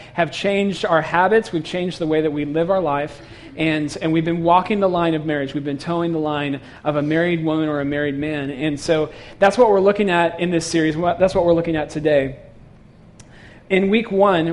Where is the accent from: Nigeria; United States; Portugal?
United States; San Francisco Bay Area, California; moved away as an adult; I grew up in San Francisco Bay Area